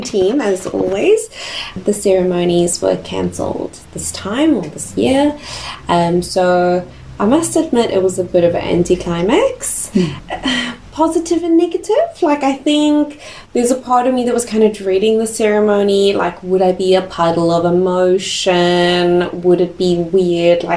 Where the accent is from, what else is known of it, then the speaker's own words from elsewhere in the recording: Cape Town, Western Cape, South Africa; moved away as an adult; also born or lived in Nelson Tasman, New Zealand; now in Nelson, New Zealand; South Africa, beautiful Cape Town was home. We lived on the west coast in Sunningdale, 4 minutes away from the beach, beautiful views of Table Mountain. That was home